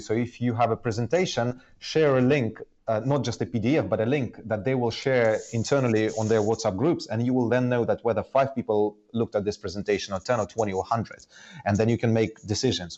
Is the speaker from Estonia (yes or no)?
yes; Estonia; moved away as an adult; also born or lived in Soviet Union; now in London, United Kingdom; I, I, grew up initially in Soviet Union, but then in the 90s um, in Estonia, I, I, was almost like growing up in Finland or somewhere else